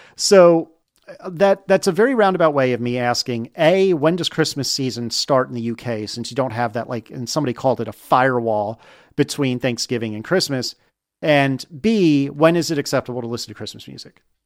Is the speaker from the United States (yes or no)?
yes; United States; now in Richmond, United States; as an American